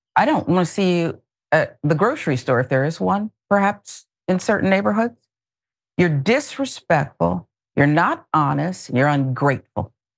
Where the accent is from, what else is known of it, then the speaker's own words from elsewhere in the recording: Pennsylvania, United States; I grew up in Pennsylvania